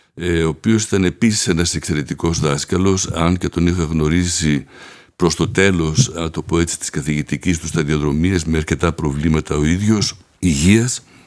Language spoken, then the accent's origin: Greek; Athens, Attica, Greece; moved away as an adult; also born or lived in Paris, France; Γεννήθηκα στην Αθήνα